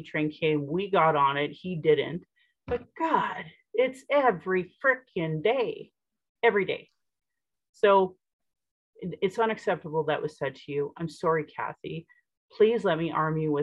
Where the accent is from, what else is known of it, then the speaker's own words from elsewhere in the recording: Sylvan Lake, Alberta, Canada; now in Calgary, Canada; I grew up in Sylvan Lake, and down the street in Innisfail